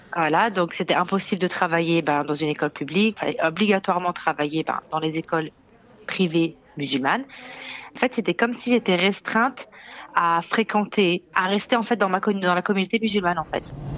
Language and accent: French; France; moved away as an adult; je suis née en France, euh, j'ai grandi en France